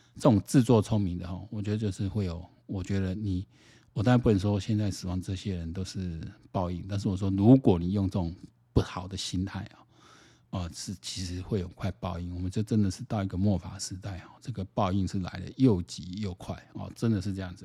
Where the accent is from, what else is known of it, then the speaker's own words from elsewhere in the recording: Taiwan; 我们台湾人要整天